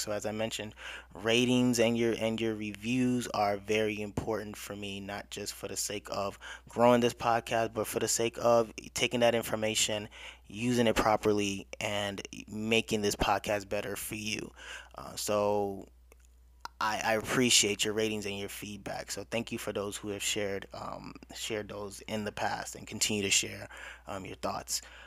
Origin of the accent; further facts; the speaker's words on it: United States; I'm growing up in America